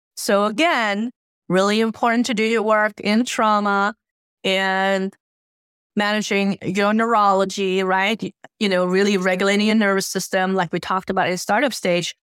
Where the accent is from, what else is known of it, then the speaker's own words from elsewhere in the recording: Helsingborg, Skåne, Sweden; moved away; also born or lived in Lake Geneva, Switzerland; spending time in my hometown, uh, Helsingborg